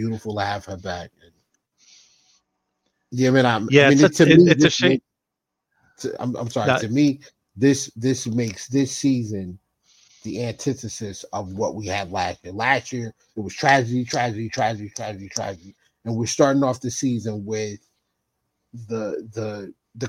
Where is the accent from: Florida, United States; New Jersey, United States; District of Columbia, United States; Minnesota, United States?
New Jersey, United States; we're from the same state. Even though you live in California and I'm in Jersey